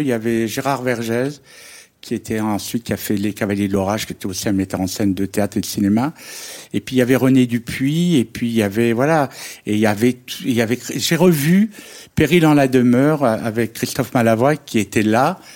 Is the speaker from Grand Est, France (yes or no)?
no; Houlgate, Normandy, France; j'ai passé mon enfance à Oulgat